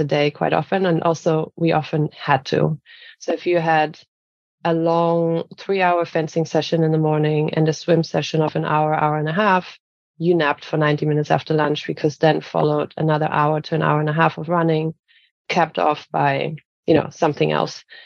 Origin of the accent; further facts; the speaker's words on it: Bayreuth, Bavaria, Germany; moved away as an adult; also born or lived in Cologne; my hometown in Bavaria called Bayreuth